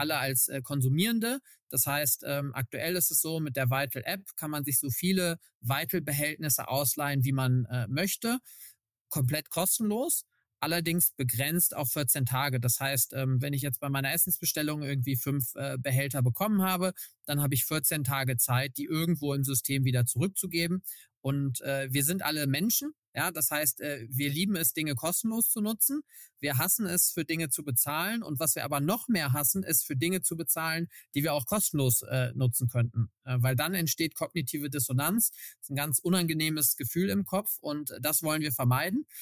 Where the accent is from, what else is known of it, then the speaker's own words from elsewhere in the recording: Cologne, North Rhine-Westphalia, Germany; ich bin äh, in Köln geboren, äh, eine echte Kölsche Jung